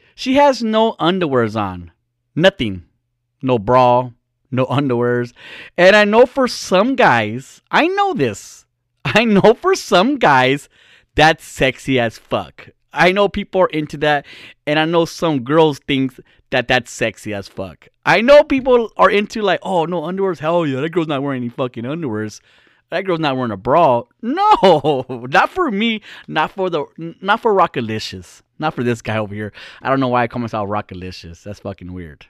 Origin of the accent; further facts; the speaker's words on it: California, United States; we're from California. I'm a Californian